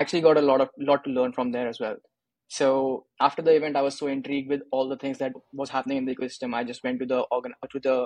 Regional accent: India; I'm from India, did my engineering from India as well.

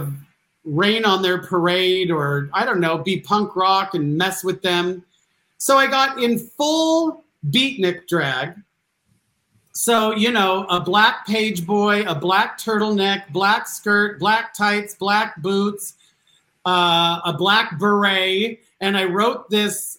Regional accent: Scottsdale, Arizona, United States; I grew up in Scottsdale, Arizona

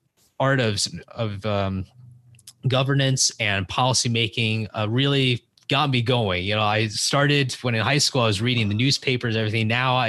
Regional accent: San Francisco, California, United States; I grew up in the San Francisco Bay Area, and I grew up in the city, but I also went to school across the Bay Bridge, and we had a place across the Golden Gate Bridge. So it was quite a Bay Area, California life for me when I was growing up.

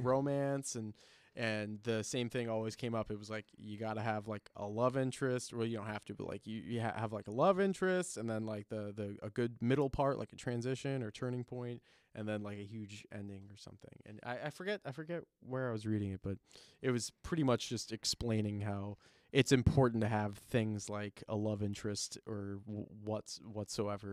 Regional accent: Chicago, Illinois, United States; moved away; I was born in Chicago, so and I have family out there, so it'll always be Sears Tower to me.

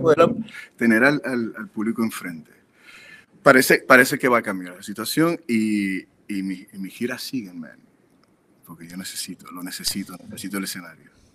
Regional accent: Puerto Rico; now in Los Angeles, United States; somos puertorriqueños

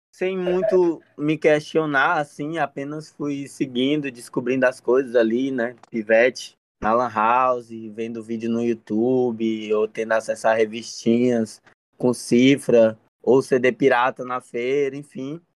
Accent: Fortaleza, Ceará, Brazil; na Sapiranga, o bairro onde eu nasci, vivi a maior parte da minha vida até agora

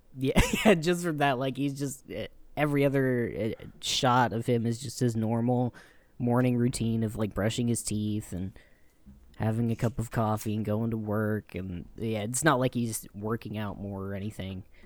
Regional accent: Louisiana, United States; moved away; when I was growing up in Louisiana

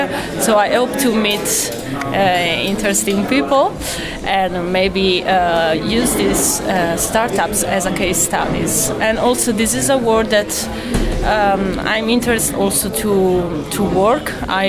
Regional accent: Italy; I'm from Italy, from the University of Padova.

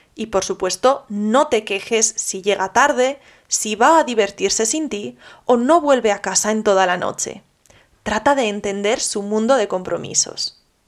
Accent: Spain

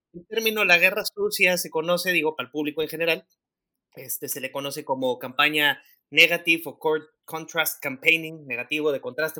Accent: Mexico City, Mexico; also born or lived in Monterrey; now in Tulum, Mexico; yo soy un chilango regiomontano honorario que actualmente radica en Tulum

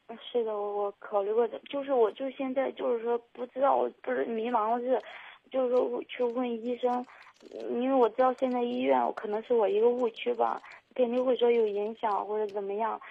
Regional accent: Shandong, China; now in Zhengzhou, China; 我家是山东那边

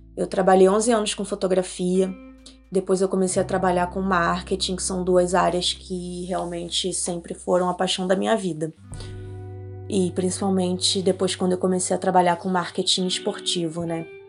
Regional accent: Rio de Janeiro, Brazil; moved away as an adult; now in Nova Friburgo, Brazil; Eu nasci no Rio, no Rio de Janeiro, e em 2020 eu tomei a decisão de me mudar para o interior, fugir para as montanhas, vim para Nova Friburgo

